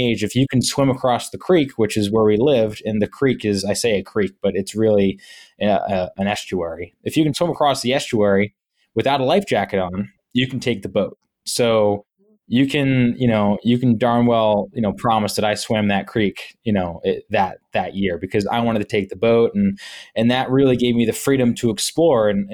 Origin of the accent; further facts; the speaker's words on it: Wickford, Rhode Island, United States; also born or lived in Laguna Beach, California / Florida / Matunuck, Rhode Island; I was very fortunate enough to grow up in a town called Wickford, which is actually a village.